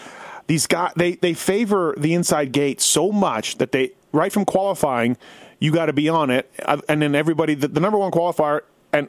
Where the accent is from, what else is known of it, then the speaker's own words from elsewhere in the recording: Canada; I'm from Canada